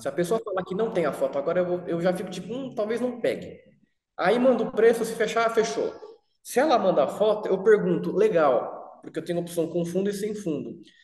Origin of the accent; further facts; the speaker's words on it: Brazil; nunca saí do Brasil